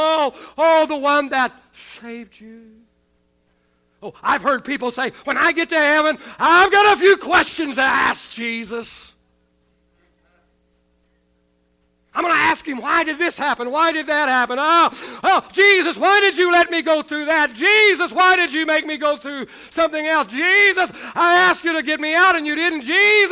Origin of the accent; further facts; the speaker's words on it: Oklahoma, United States; also born or lived in West Texas; now in Texas, United States; I grew up in Oklahoma